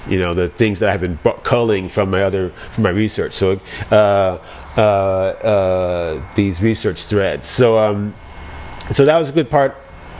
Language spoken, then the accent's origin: English; Hawaii, United States; now in Oakland, United States; I grew up in Hawaii. I'm here in Oakland, very lush.